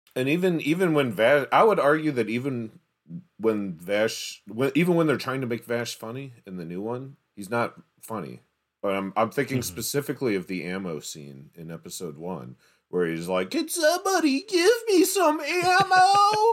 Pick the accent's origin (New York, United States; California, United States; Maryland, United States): Maryland, United States; Baltimore; also born or lived in Atlanta, Georgia; I was born in Atlanta and moved to Baltimore when I was like five